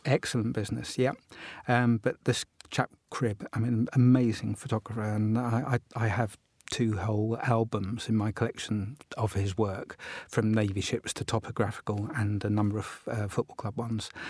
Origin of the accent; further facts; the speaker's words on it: Portsmouth, South East England, United Kingdom; I collect Portsmouth cards, my hometown